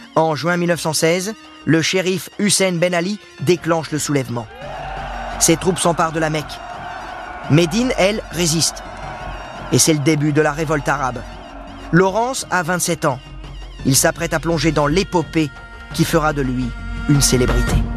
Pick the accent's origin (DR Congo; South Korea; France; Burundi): France; chez nous, à Dinard plus exactement.